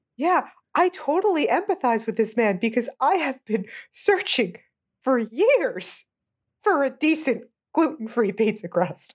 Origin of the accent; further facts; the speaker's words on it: United States; I'm American